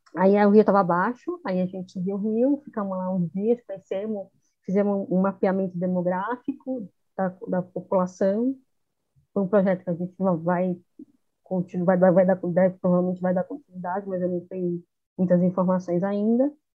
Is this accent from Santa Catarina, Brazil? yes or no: no; São Paulo, Brazil; eu vim de São Paulo